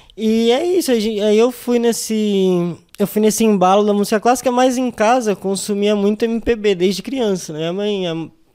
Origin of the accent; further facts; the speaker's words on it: São Paulo, Brazil; also born or lived in Jardim Casablanca / Capão Redondo; eu sou nascido na Vila das Belezas, né, e aí conforme o tempo foi passando, eu fui vindo, fui vindo aqui mais para a região.